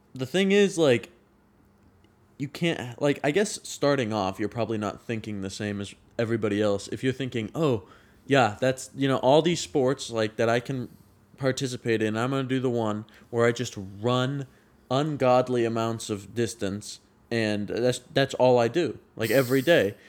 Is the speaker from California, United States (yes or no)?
yes; Sacramento, California, United States; moved away as an adult; now in Chico, United States; I grew up in Northern California my whole life